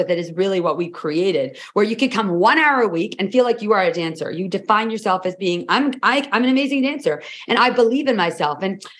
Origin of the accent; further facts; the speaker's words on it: Toronto, Ontario, Canada; Sure. We are identical twins from Toronto.